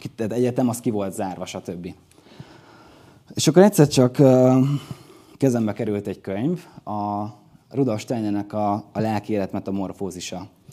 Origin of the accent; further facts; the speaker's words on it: Dunaújváros, Fejér, Hungary; Ugye akkor már hazaköltöztünk, vagyis Magyarországra költöztünk, ez a, ez a kép a Dunajvárosi Piros óvodába készült.